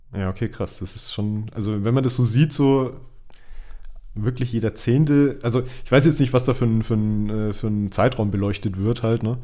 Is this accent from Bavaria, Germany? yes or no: yes; Bavaria, Germany; bei uns in Bayern